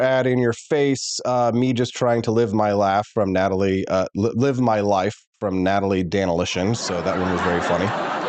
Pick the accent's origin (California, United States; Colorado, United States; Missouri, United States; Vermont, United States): Missouri, United States; Kansas City; because obviously I'm from Kansas City, so I got to keep an eye on these things